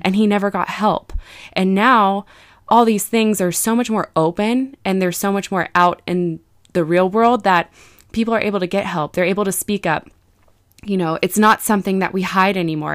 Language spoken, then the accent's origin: English; Vacaville, California, United States; I'm from Vacaville, so it's about forty-five minutes